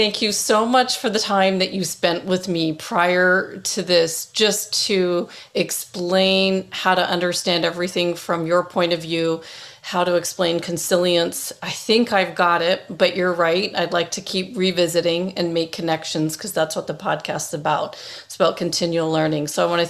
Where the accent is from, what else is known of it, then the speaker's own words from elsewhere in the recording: Toronto, Ontario, Canada; I wish I had the accent growing up in Toronto. It was gone after, I think, first grade